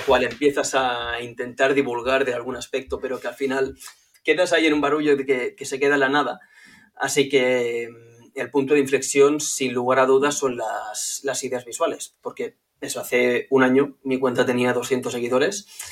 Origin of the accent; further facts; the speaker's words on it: Barcelona, Catalonia, Spain; soy de Barcelona, tengo 32 años ya